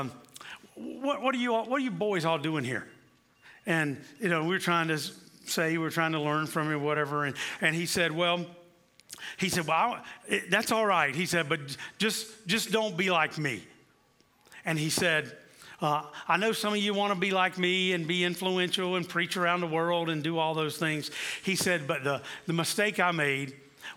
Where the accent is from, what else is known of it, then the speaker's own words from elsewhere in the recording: South Carolina, United States; moved away; also born or lived in Kansas City; growing up in the Church of the Nazarene in South Carolina